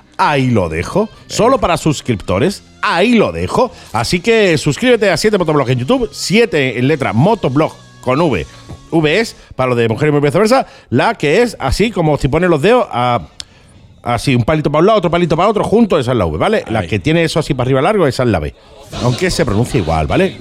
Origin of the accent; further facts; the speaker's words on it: Andalusia, Spain; Somos andaluces